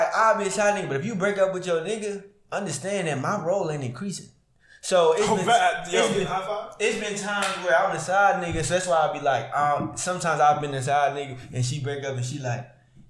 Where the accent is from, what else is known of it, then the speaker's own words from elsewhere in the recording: Houston, Texas, United States; I'm from Houston, but I'm just down here.